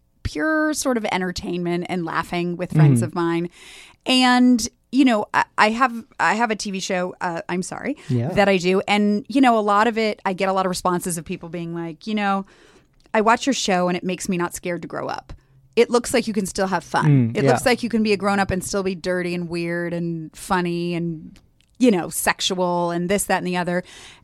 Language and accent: English; Los Angeles, California, United States; But I grew up in LA.